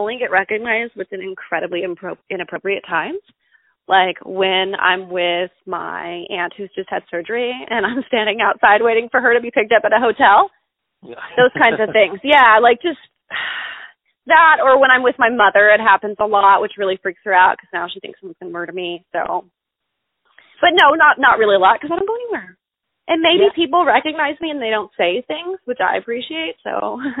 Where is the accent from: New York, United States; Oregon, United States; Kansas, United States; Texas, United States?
Texas, United States; bad at being a Texan, actually. Yeah, I know I'm really bad at it.